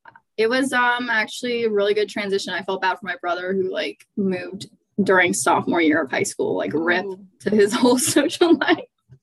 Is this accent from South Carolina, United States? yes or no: yes; Charleston, South Carolina, United States; born or raised there; also born or lived in Atlanta, Georgia